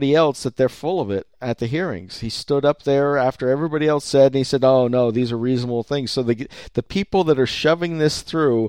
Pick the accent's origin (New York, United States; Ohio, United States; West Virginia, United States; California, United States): California, United States; I'm from California